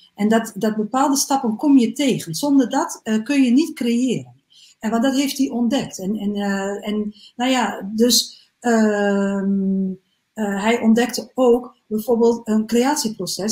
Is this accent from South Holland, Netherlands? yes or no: no; Salland, Overijssel, Netherlands; moved away; also born or lived in Groningen; Ik kom oorspronkelijk uit um, ehm, Salland.